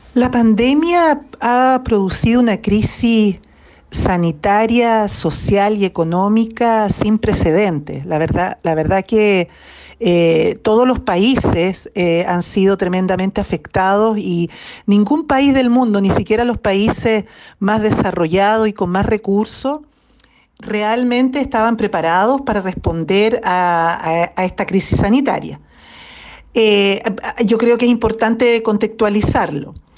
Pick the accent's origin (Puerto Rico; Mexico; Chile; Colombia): Chile; como sociedad chilena